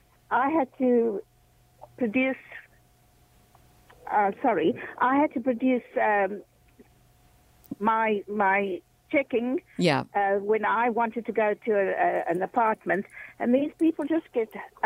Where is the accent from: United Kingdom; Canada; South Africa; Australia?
South Africa; moved away; My comment is that I came here in 1996 from South Africa.